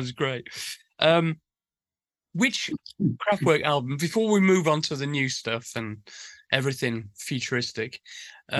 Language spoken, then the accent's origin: English; Sheffield, Yorkshire and the Humber, United Kingdom; we grew up in Sheffield, a big industrial town